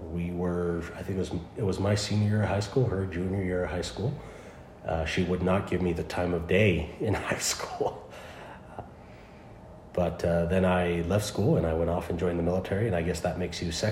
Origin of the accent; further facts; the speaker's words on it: California, United States; California originally.